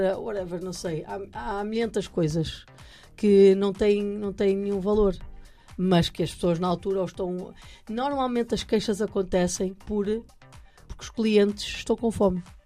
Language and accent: Portuguese; near Santo Tirso, Norte, Portugal; muito perto da terra onde eu nasci